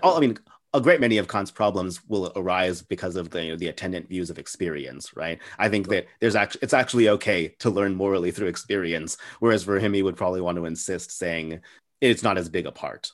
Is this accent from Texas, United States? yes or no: yes; El Paso, Texas, United States; I'm from a city called El Paso